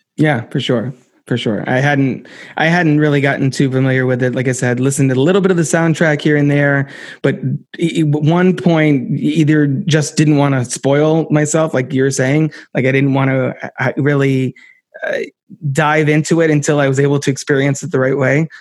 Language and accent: English; New Jersey, United States; someone who was born in New Jersey